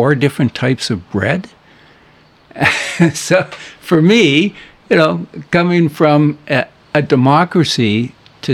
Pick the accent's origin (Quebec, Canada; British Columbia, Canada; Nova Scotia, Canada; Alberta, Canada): Alberta, Canada; Edmonton; moved away as an adult; now in Powell River, Canada; I grew up in Edmonton